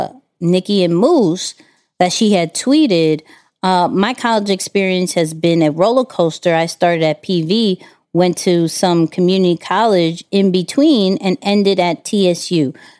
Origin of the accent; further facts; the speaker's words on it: Houston, Texas, United States; I came from Houston, and, you know, I had my mother died